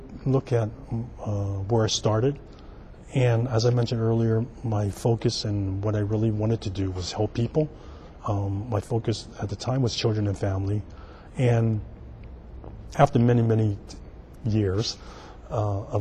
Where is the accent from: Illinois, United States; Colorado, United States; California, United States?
California, United States; San Francisco; I'm native San Franciscan. I was born here in San Francisco, and I grew up in the Chinatown North Beach area on Vallejo Street